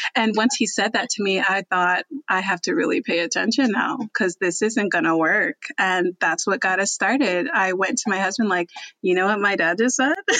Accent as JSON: {"language": "English", "region": "New Jersey", "country": "United States", "also_born_or_lived": "New York", "moved": "as an adult", "lives_now": "Texas, United States", "said": "I'm actually I'm from New Jersey"}